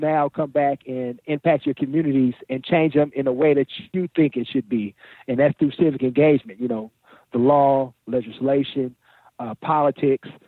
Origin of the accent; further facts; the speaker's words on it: Oakland, California, United States; in the inner city where I grew up in Oakland